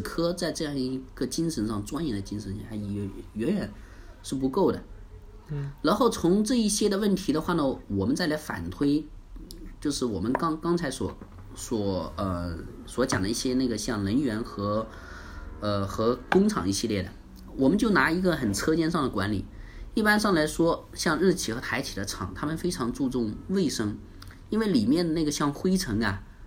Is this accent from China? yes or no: yes; China; 我们中国人